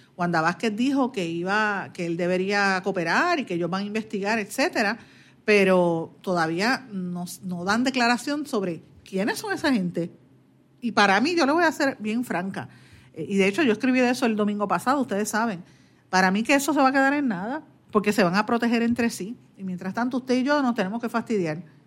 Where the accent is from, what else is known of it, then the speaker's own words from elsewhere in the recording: Guaynabo, Puerto Rico; en mi pueblo de Guaynabo